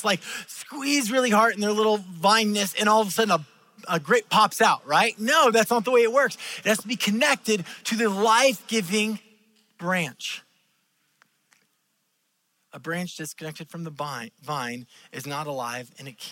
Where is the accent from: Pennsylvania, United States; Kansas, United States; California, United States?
California, United States; I am a Californian, but I did not grow up in the ocean. I grew up in the farm country